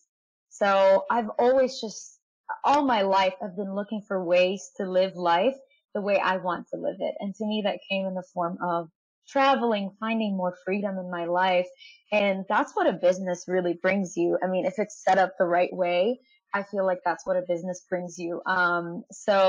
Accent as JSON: {"language": "English", "country": "Egypt", "said": "I'm from Egypt"}